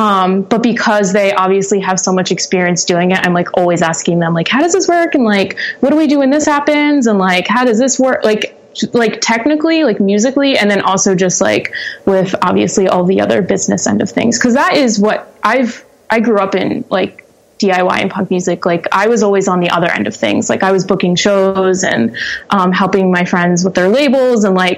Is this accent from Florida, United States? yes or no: no; Chalfont, Pennsylvania, United States; also born or lived in Doylestown; So I was born and raised in, Doylestown, well, specifically Chalfont, which is just up the road, about 5 minutes, but, for all intents and purposes, Doylestown.